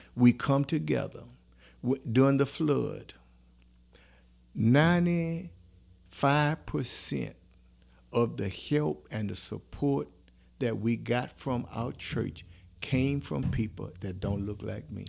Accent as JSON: {"language": "English", "town": "New Roads", "region": "Louisiana", "country": "United States", "said": "boys from New Roads"}